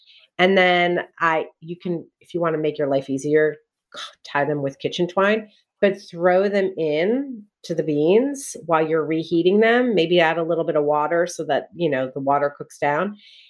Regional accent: New Jersey, United States; I grew up in Jersey.

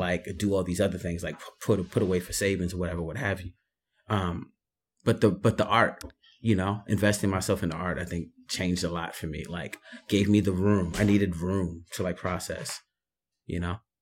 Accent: New York City, New York, United States; born and raised in the Bronx

